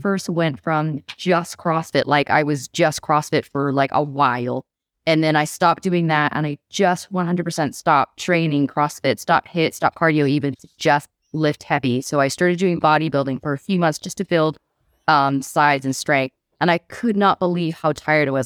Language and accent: English; Bangkok, Thailand; moved away as an adult; also born or lived in California / Manchester / North Wales; now in Wales, United Kingdom; I grew up in Thailand, but I was born in California.